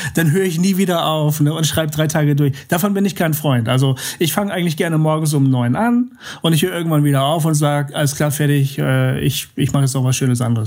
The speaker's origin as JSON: {"language": "German", "region": "Bremen", "country": "Germany", "tie": "born or raised there", "moved": "yes", "said": "das ist meine Heimat, da komme ich her"}